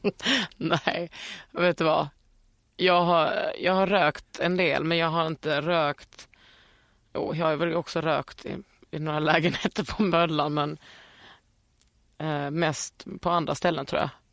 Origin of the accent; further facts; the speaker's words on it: Skåne, Sweden; moved away as an adult; also born or lived in Lund / Västergötland / Bohuslän; när jag flyttade ifrån Skåne när jag var 20, då kände jag mig skånsk